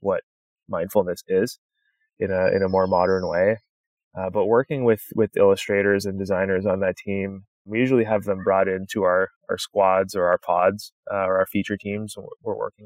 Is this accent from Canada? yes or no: yes; Canada; now in United States; I grew up in Canada